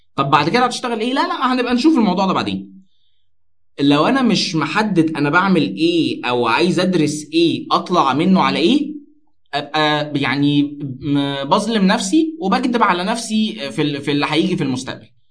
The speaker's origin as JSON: {"language": "Arabic", "town": "Alexandria", "region": "Alexandria Governorate", "country": "Egypt", "said": "كانت شغاله في شركه من شركات البترول المشهوره قوي عندنا في اسكندريه"}